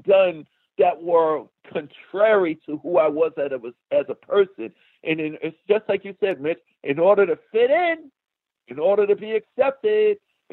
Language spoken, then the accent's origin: English; New York City, New York, United States; from Hollis, Queens, New York